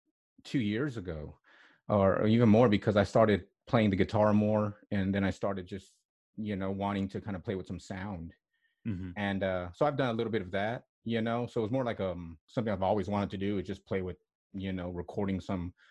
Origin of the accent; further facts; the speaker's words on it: Odessa, Texas, United States; also born or lived in Southern California / Ruidoso, New Mexico; I was born in Odessa, Texas, way west Texas, southwest Texas. Grew up a little bit also in Southern California as a child, quite a bit of time growing up in central New Mexico in a town called Ruidoso. So I'm a Southwest born kid. A lot of my adolescent years, or most of my adolescent years, were in back in Odessa